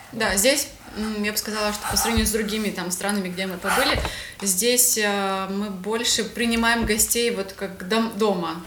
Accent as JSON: {"language": "Russian", "country": "Ukraine", "tie": "born or raised there", "also_born_or_lived": "Russia / Kyrgyzstan / Georgia", "moved": "as an adult", "said": "Родилась я в России, э, переехала в Украину. Всю свою сознательную жизнь, э, как бы, в принципе, провела здесь"}